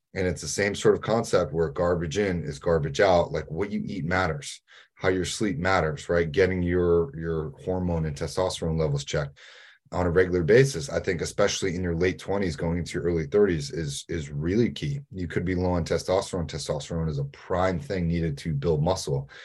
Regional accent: New England, United States; I'm from New England.

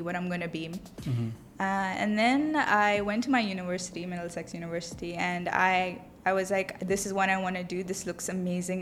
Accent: Dubai, United Arab Emirates; I grew up here in Dubai. My whole life I've been here. So I, w- I was away from India, back home

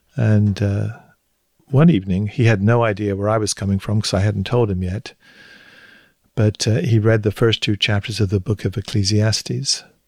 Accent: Hampshire, South East England, United Kingdom; moved away as an adult; now in United States; I grew up in Hampshire, in the south of England. Moved, lived, moved there when I was four with my parents

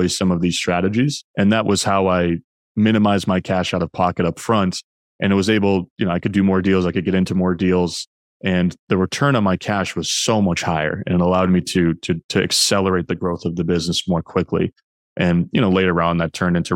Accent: New Hampshire, United States; now in Boston, United States; I live in Boston and I'm originally from New Hampshire.

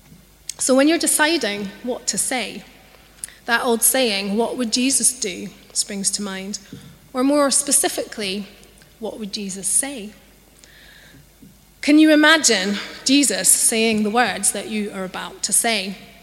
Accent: Scotland, United Kingdom; accent: Scottish; now in London, United Kingdom; I grew up in Scotland, and so I have a Scottish accent, although it's not as strong as it once was because I've lived in London for such a long time

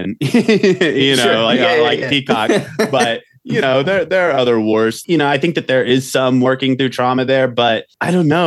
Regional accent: Oklahoma, United States; moved away as an adult; now in Montana, United States; I go back to Oklahoma

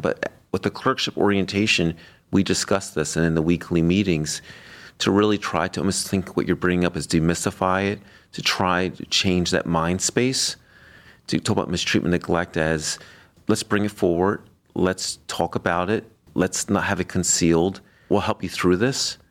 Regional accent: Florida, United States; now in Cleveland, United States; I was raised on the East Coast in Florida. I view Florida as my home state

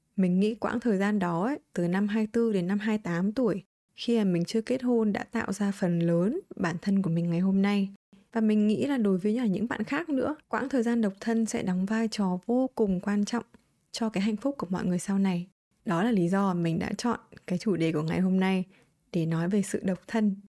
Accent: Vietnam; moved away as an adult; also born or lived in United States; những cái tín chỉ mình mang từ Việt Nam qua

